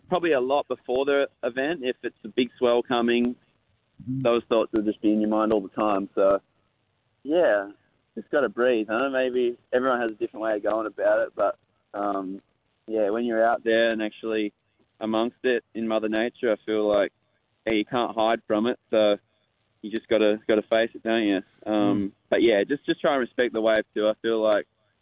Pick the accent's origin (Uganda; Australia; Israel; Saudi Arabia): Australia; Western Australia; I grew up in Western Australia, where the waves are really heavy